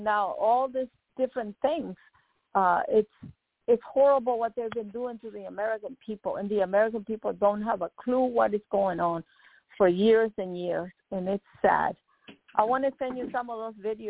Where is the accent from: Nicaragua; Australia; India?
Nicaragua; now in United States; When I came from Nicaragua